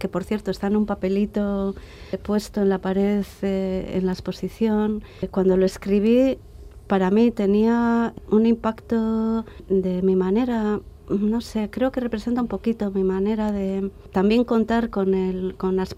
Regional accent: Bilbao, Basque Country, Spain; Bilbao era mi ciudad es mi ciudad de origen.

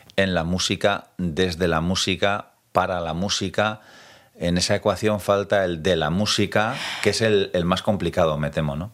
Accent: Tolosa, Basque Country, Spain; yo que soy de Tolosa

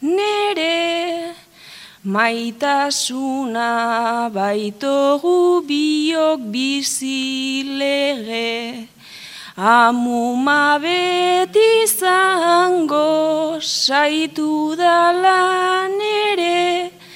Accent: Gernika, Basque Country, Spain; joan binaz gernika nire herrira

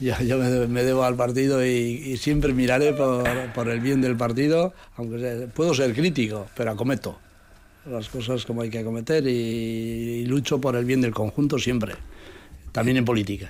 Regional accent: Pobes, Basque Country, Spain; yo soy he nacido allá, estoy allá y quiero seguir estando allá

